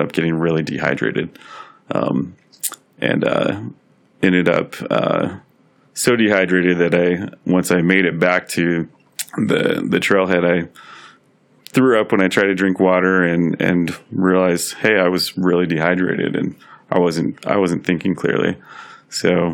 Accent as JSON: {"language": "English", "town": "Denver", "region": "Colorado", "country": "United States", "tie": "born or raised there", "also_born_or_lived": "Tucson, Arizona / Wisconsin", "said": "I grew up in Denver and love working in Denver"}